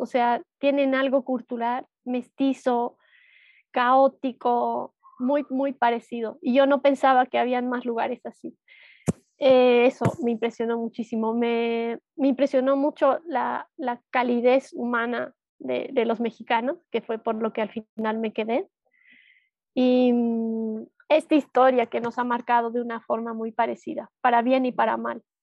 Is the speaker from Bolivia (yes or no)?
yes; Cochabamba, Bolivia; soy de Bolivia, soy de Cochabamba